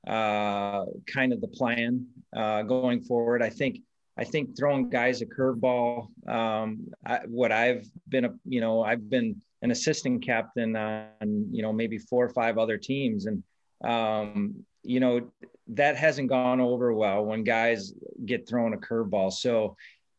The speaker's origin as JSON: {"language": "English", "region": "Wisconsin", "country": "United States", "tie": "born or raised there", "said": "at Whistling Straits in my home state"}